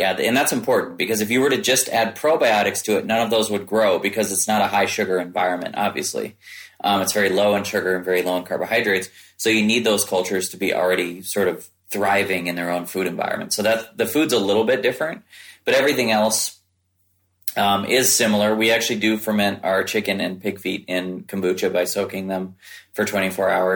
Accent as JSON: {"language": "English", "region": "Midwest", "country": "United States", "tie": "born or raised there", "said": "I grew up in the Midwest"}